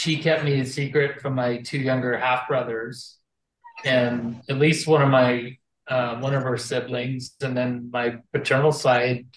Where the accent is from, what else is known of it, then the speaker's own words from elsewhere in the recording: Northern Alberta, Canada; I grew up in Northern Alberta